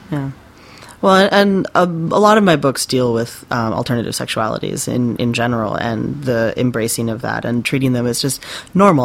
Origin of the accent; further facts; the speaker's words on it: West Coast, United States; moved away as an adult; also born or lived in California / Japan; now in Maine, United States; I grew up on the West Coast